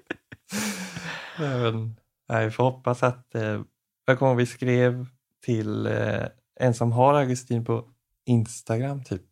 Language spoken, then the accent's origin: Swedish; Jönlanda, Västra Götaland, Sweden; moved away; hemma i Jönlanda